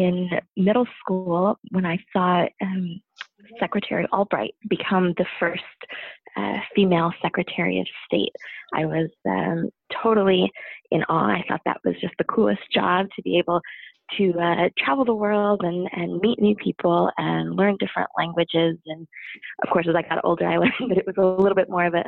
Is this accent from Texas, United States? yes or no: no; Tucson, Arizona, United States; moved away as an adult; also born or lived in United Kingdom / Minnesota / Washington State; now in Washington, DC, United States; I grew up in Tucson, Arizona, for the most part